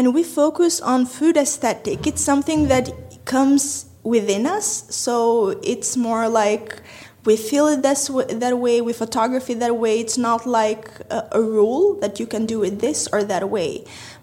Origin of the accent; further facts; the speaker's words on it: Tirana, Tirana County, Albania; I'm from Tirana, Albania, 23 years old